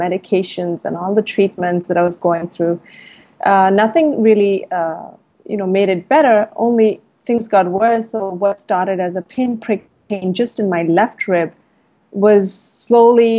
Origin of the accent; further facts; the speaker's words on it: India; now in Thailand; I'm an Indian. I live in Thailand